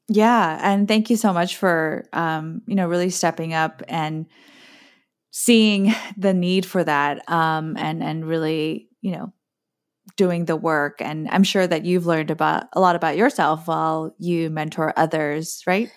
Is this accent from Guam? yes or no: yes; Guam; also born or lived in South Korea; now in East Coast, United States; I moved from South Korea with my family to the American territory of Guam. And I grew up with a mom who still isn't particularly fluent in English